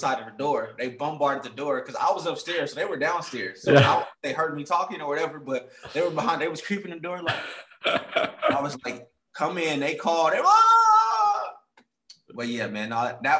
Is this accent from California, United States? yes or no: yes; Oakland, California, United States; moved away; also born or lived in Seattle; I'm from Oakland